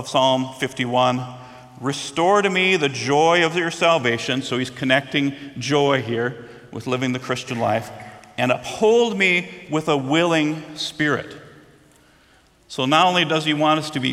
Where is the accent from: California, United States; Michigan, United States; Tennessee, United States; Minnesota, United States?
Minnesota, United States; Growing up in Minnesota